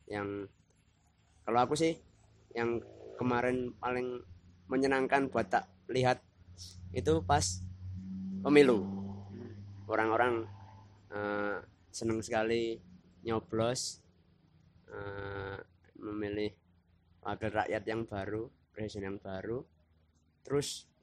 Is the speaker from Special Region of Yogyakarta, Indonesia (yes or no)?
yes; Yogyakarta, Special Region of Yogyakarta, Indonesia; Misalnya uh, kan kita dari Jogja